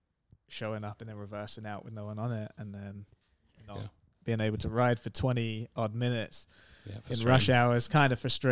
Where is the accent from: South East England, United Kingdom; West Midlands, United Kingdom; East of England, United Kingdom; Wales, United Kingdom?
South East England, United Kingdom; Herne Bay; also born or lived in Gravesend; So I was born in Gravesend, which is in the same county, but it's kind of closer to London. But that was only for my first 8-9 months of my life, and then moved to Herne Bay, which is where we're both from. So born and raised in Herne Bay